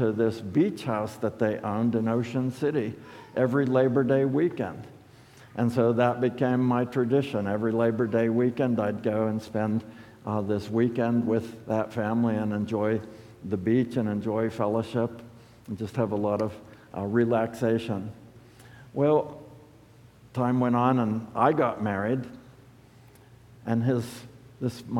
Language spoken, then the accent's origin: English; United States; as American Christians